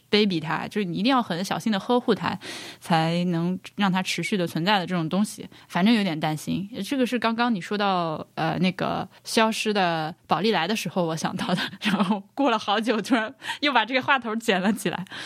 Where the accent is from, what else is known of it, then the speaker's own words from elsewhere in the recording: Hubei, China; moved away; 我是湖北人